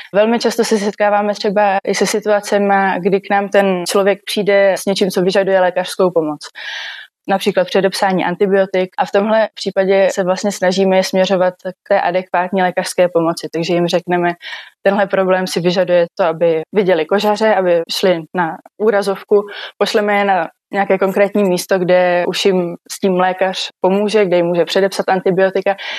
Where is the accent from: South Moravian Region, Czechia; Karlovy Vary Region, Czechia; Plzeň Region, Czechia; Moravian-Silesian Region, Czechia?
South Moravian Region, Czechia; Brno; Jsem z Brna a v Brně i studuji